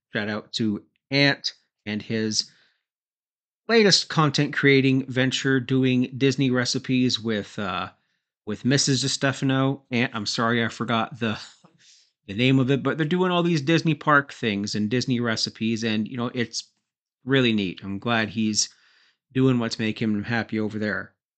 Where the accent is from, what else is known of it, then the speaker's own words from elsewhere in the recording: Canada; I'm Canadian